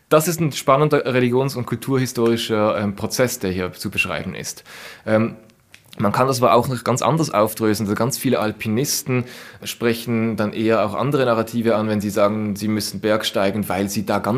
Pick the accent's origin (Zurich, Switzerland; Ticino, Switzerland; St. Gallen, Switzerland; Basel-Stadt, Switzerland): Basel-Stadt, Switzerland; Basel; als Basler, äh, wenn ich da bei meinem Stadion äh, vorbeifahre